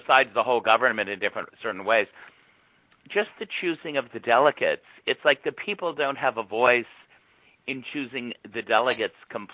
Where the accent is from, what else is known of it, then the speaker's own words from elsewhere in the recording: Long Island, New York, United States; also born or lived in Buffalo / Albany; I grew up on Long Island